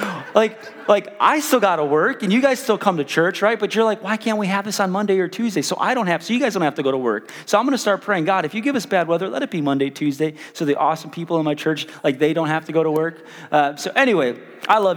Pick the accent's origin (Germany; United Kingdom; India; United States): United States; Chicago, Illinois; now in Wichita, United States; I grew up in South Chicago, really rough neighborhood.